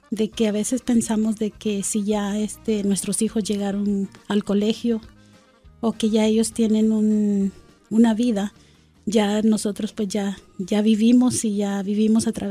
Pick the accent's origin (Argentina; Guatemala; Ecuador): Guatemala; Guatemala City, Guatemala Department; born there; Nací en la capital de Guatemala.